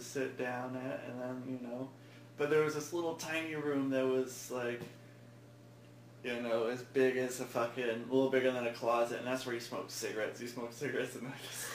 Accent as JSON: {"language": "English", "town": "West Linn", "region": "Oregon", "country": "United States", "said": "I'm from West Lynn"}